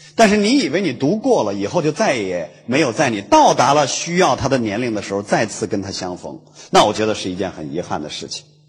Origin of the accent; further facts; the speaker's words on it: Hulunbuir grassland, Inner Mongolia, China; moved away; 呼伦贝尔草原的